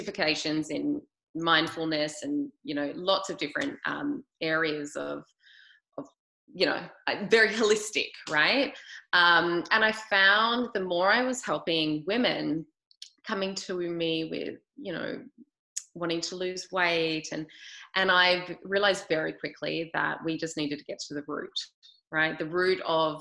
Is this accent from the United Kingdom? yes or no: no; Australia; I'm from Australia, grew up there